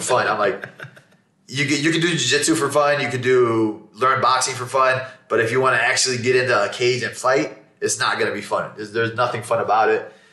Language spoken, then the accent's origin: English; Chicago, Illinois, United States; growing up in Chicago in a Muslim household